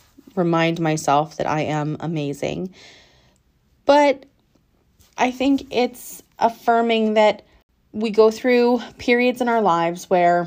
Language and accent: English; England, United Kingdom; I'm probably going to butcher it because I'm so English it hurts